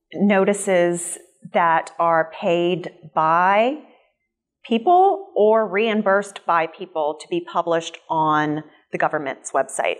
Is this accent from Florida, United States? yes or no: yes; Jacksonville, Florida, United States; I grew up in Jacksonville. I love this city